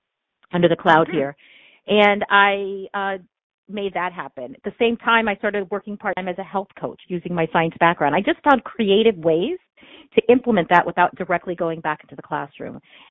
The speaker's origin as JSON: {"language": "English", "country": "India", "lives_now": "United States", "said": "So if it's not, if you can't tell by my name, I'm from India. And so I am an immigrant."}